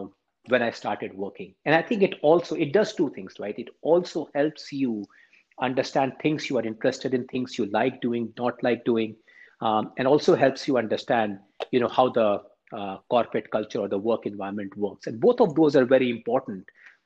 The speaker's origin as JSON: {"language": "English", "country": "India", "tie": "born or raised there", "moved": "as an adult", "lives_now": "United States", "said": "I grew up in India. I always wanted to come to the U.S. to go to graduate school."}